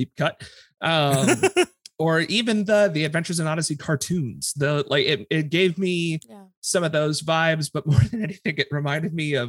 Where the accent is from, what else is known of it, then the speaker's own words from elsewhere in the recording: Kentucky, United States; I grew up in Kentucky